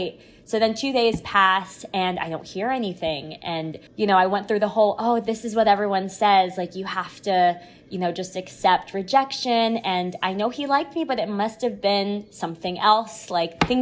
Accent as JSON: {"language": "English", "town": "Washington", "region": "District of Columbia", "country": "United States", "tie": "born or raised there", "also_born_or_lived": "New York City", "moved": "yes", "said": "in DC, in my hometown"}